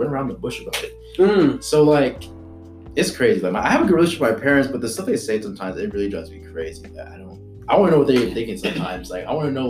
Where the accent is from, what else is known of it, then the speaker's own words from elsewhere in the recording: Fontana, California, United States; also born or lived in Antelope Valley, California; I grew up in Fontana